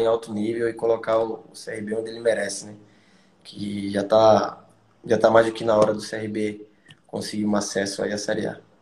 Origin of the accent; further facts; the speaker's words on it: Alagoas, Brazil; moved away as an adult; also born or lived in Joinville, Santa Catarina; eu sou nordestino